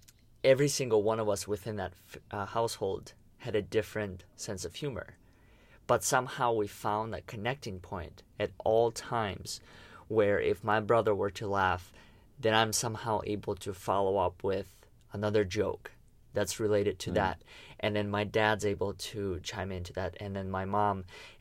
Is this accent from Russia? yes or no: yes; Russia; English is a second language; moved away; when I came here from Russia, because the language was different and the culture was different, it was in a way I had to figure out that part.